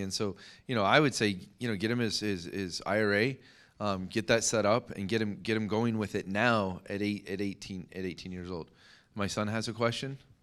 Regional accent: United States; as an American

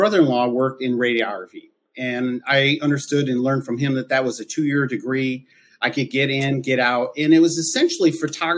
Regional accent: Sandusky, Michigan, United States; moved away as an adult; also born or lived in Mackinac Island, Michigan; now in Washington, Pennsylvania, United States; I grew up and spent most of my life in the southern part of Michigan, in Sandusky, Michigan

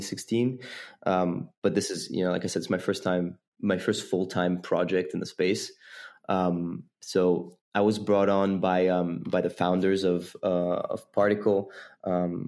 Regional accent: Geneva, Switzerland; moved away as an adult; also born or lived in London; I was born and raised in Geneva, Switzerland

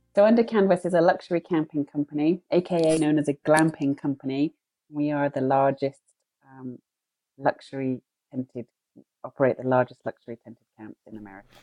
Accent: United Kingdom; I'm British

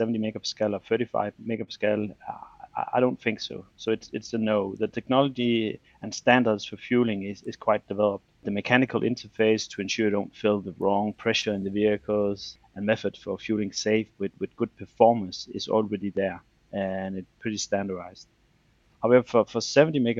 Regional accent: Denmark; I'm from Denmark

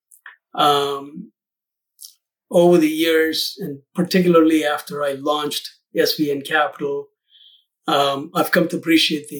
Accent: South India, India; moved away as an adult; now in Lincolnshire, United States; I'm originally from India, South India. I came here in the late 80s to the U.S. as a student

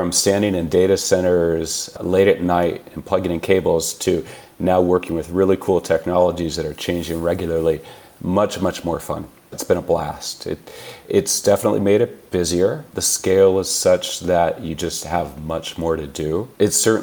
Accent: California, United States; I was born and raised in California

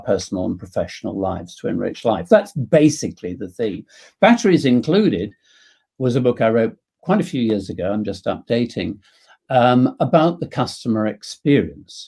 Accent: England, United Kingdom; being English

